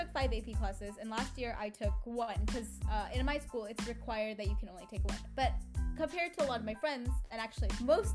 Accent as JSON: {"language": "English", "region": "Oregon", "country": "United States", "tie": "born or raised there", "moved": "yes", "lives_now": "California, United States", "said": "I grew up in Oregon before I moved to California"}